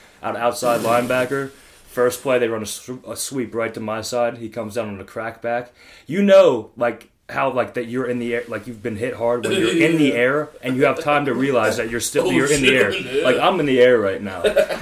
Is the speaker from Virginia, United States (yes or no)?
no; Pittsburgh, Pennsylvania, United States; accent: Pittsburgh